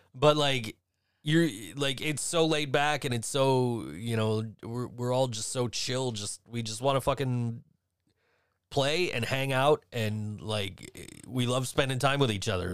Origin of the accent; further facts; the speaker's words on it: Western New York, United States; also born or lived in Virginia; I'm from Western New York